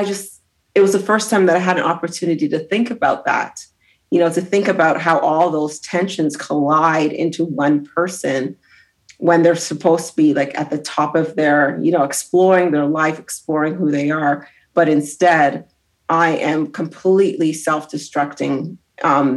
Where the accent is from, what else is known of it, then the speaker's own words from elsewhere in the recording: Brampton, Ontario, Canada; also born or lived in Grenada; I grew up in Toronto, so in Brampton